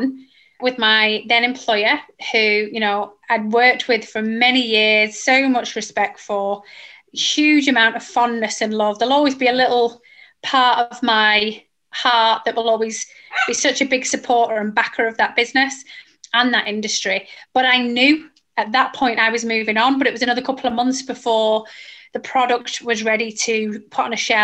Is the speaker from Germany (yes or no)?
no; Manchester, North West England, United Kingdom; accent: northern; moved away as an adult; I'm from Manchester. We're very northern